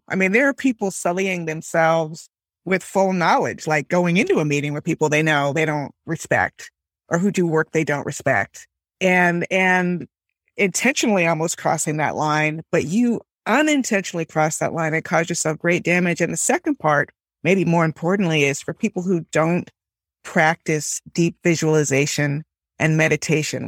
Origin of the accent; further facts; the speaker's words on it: Miami, Florida, United States; I grew up in Miami